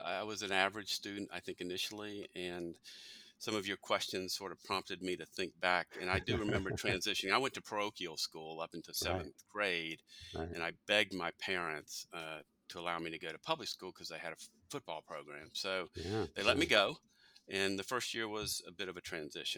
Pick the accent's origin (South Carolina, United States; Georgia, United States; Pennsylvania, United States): Georgia, United States; Albany; moved away as an adult; I grew up in South Georgia, a town called Albany.